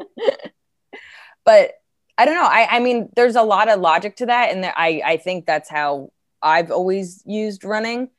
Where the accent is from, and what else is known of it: New Jersey, United States; accent: Jersey; moved away